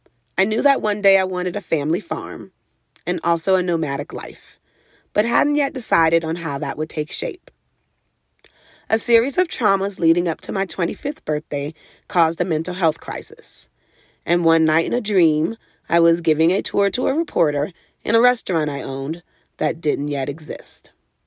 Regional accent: New Orleans, Louisiana, United States; Growing up in New Orleans, food has always been central and essential to my life. It is the cultural heartbeat of a town that celebrates the many contributions of American and diaspora Black folk to this country.

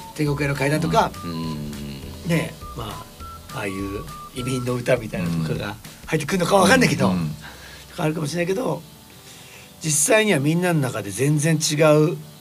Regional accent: Kisarazu, Chiba, Japan; うちの地元は木更津

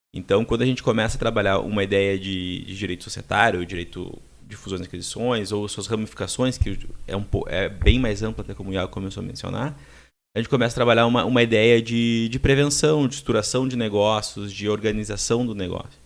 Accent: Passo Fundo, Rio Grande do Sul, Brazil; moved away as an adult; also born or lived in Dublin, Ireland; now in Porto Alegre, Brazil; moro há cerca de 15 anos aqui em Porto Alegre, sou nascido de Passo Fundo, em 2006 vim para cá fazer faculdade.

